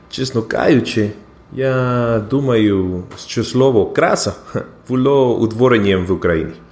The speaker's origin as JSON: {"language": "Ukrainian", "country": "Peru", "tie": "born or raised there", "second_language": "Ukrainian", "moved": "yes", "lives_now": "Canada"}